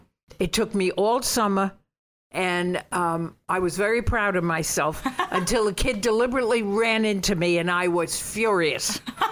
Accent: Bergen County, New Jersey, United States; also born or lived in Brooklyn, New York; I was born in Brooklyn. But I was raised in Bergen County, New Jersey.

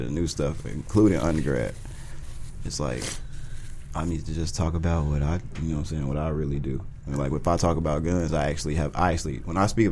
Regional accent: Chicago, Illinois, United States; I was born in Chicago, so I was around it a little bit

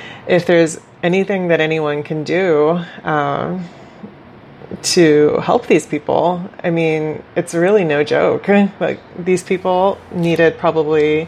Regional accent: Bolivia; moved away; I grew up witnessing poverty in Bolivia

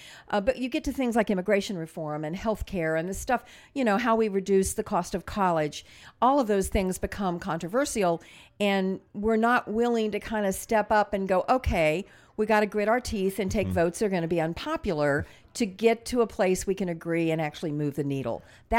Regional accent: Midwest, United States; I mean, I was a moderate from the Midwest

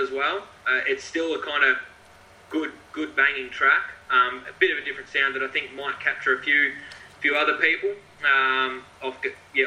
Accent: Shepparton, Victoria, Australia; I'm from Shepparton, so I'm around two hours north of Melbourne

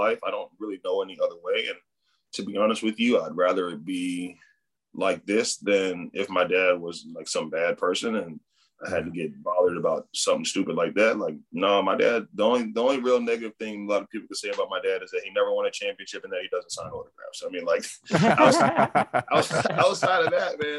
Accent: United States; moved away as an adult; growing up in the United States

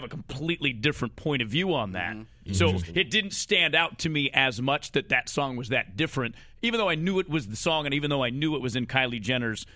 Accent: Boston, Massachusetts, United States; moved away as an adult; I'm a Bostonian. You know, I grew up in the Boston area

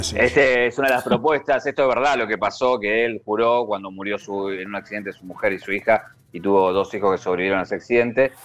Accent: Argentina; a nosotros también como, argentinos

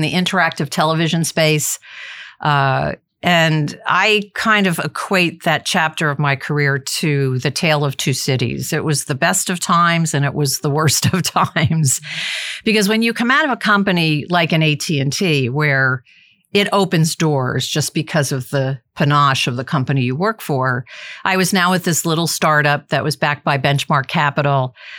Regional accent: New Jersey, United States; moved away as an adult; also born or lived in Massachusetts / Sacramento, California; I went from the East Coast, growing up in New Jersey, going to college in Massachusetts

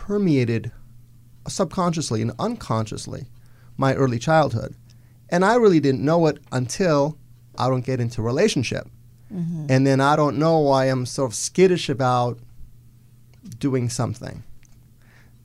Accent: Los Angeles, California, United States; I was born in Los Angeles.

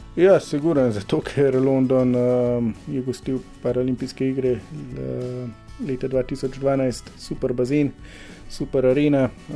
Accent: Slovenia; Slovenci smo

